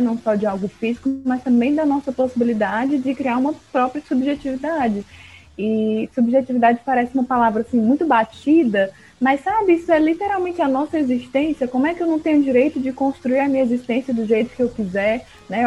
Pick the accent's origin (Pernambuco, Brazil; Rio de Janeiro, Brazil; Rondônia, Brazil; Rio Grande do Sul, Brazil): Rondônia, Brazil; Porto Velho; now in Fortaleza, Brazil; sou de Porto Velho